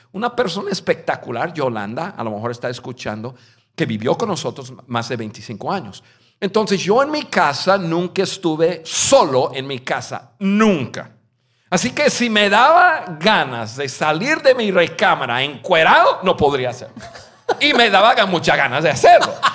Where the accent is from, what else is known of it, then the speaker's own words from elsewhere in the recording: United States; Spanish is a second language; moved away as an adult; also born or lived in Mexico; Yo soy un gringo, nacido en un estado al norte de Estados Unidos, donde no conocí ningún latino en mi vida, hasta los, hasta los 19 años